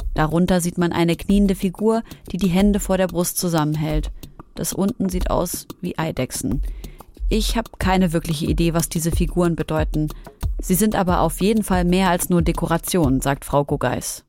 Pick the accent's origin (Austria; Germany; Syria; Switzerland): Syria; Ich bin Syrerin